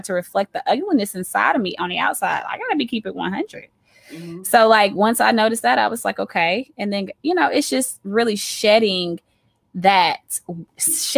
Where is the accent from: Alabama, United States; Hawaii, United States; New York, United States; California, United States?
Alabama, United States; Auburn; I am from Auburn, Alabama